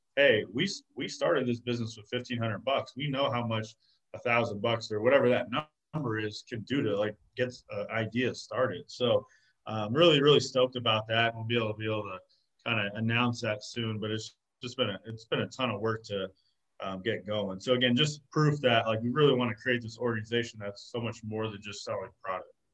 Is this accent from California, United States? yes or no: no; Arizona, United States; I was born and raised in Arizona